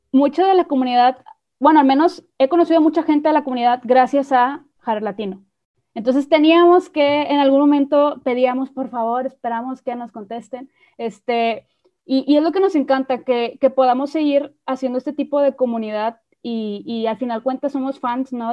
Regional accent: Mexico; nosotros somos de México

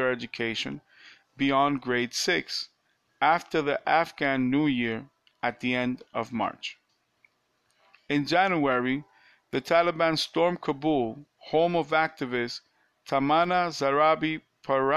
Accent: New York, United States; I'm from New York

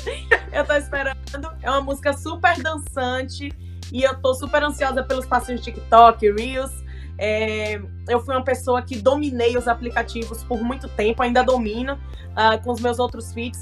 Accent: Northeast Region, Brazil; Eu sou nordestina e sou apaixonada pelo meu Nordeste

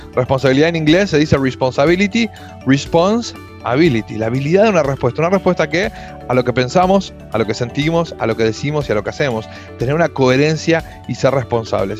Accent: Argentina; yo soy de Argentina, vivo en Buenos Aires por ahora

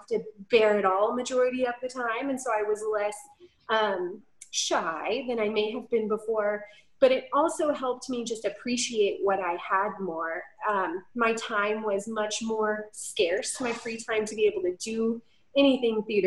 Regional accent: Dallas, Texas, United States; moved away as an adult; now in College Station, United States; we moved here from the Dallas-Fort Worth area where I have lived my entire life and all of my family is still there

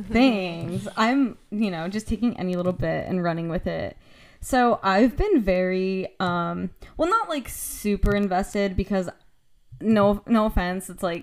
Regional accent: Scranton area, Pennsylvania, United States; I'm not from Scranton or anything, but it's, like, the general area.

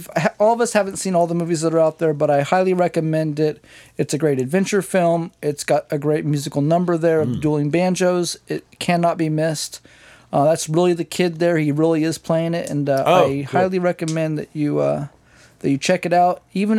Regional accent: San Miguel, California, United States; also born or lived in Riverside, California / Paso Robles, California / Humboldt, California; We moved to Paso when I was 3 and then San Miguel when I was 4. And I pretty much grew up in San Miguel from 4 to 14.

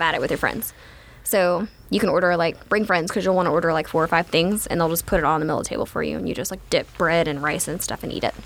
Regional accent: Gonzales, Louisiana, United States; also born or lived in Sorrento, Louisiana; I am from Gonzales

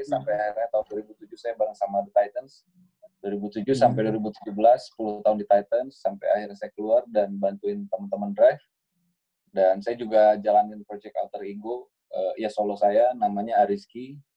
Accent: Bandung, West Java, Indonesia; born there; Saya lahir di Bandung 6 Desember 1985

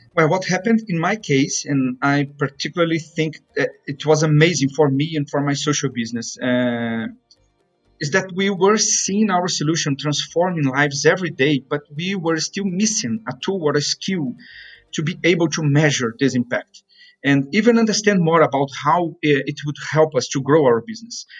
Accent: Brazil; moved away; my hometown in Brazil

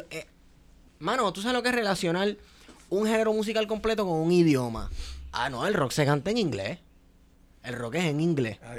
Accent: Manatí, Puerto Rico; yo soy, yo soy de Manatí.

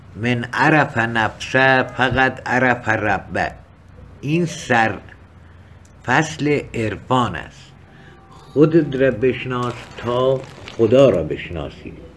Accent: Kermanshah Province, Iran; accent: Kermanshahi local Persian; من بی فارسی کرمانشاهی و محلی حرف میزنم

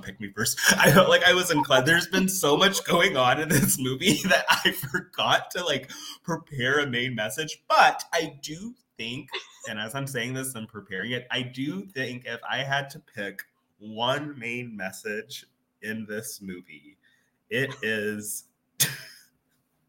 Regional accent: Arizona, United States; moved away; I'm from Arizona

